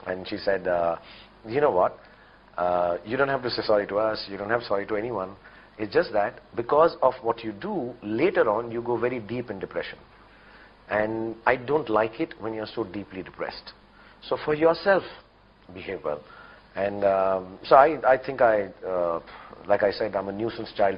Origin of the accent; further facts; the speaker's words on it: Delhi, India; moved away; I'm from Delhi.